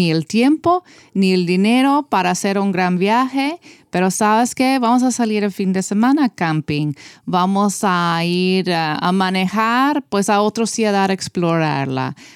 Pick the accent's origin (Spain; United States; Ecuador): United States; Yo puedo decir eso porque soy americana.